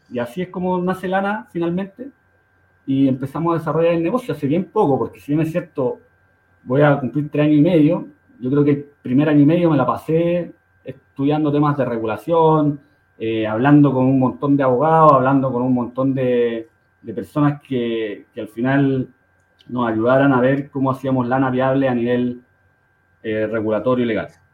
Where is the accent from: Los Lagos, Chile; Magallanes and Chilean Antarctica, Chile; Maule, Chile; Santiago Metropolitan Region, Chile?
Santiago Metropolitan Region, Chile; Santiago; yo nací en, en, en Conchalí, en, la comunidad de Santiago, al norte, el norte de Santiago, y ahí me crié